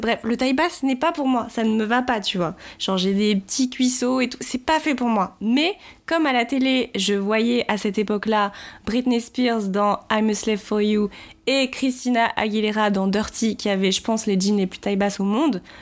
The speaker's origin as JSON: {"language": "French", "town": "Paris", "region": "Île-de-France", "country": "France", "tie": "born or raised there", "said": "je vis à Paris, je suis née à Paris"}